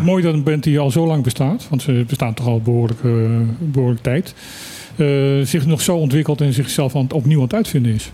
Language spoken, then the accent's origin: Dutch; Suriname; now in Bonaire; ik heb mijn jeugd in Suriname gewoond